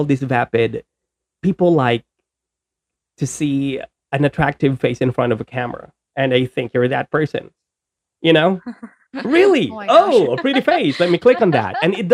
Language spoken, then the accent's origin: English; Bisaya, Visayas, Philippines; Yung Tagalog ko is hindi masyadong magaling because I'm Bisaya